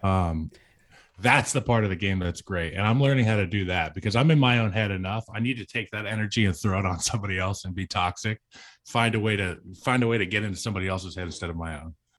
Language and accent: English; Central Virginia, United States; Growing up in Central Virginia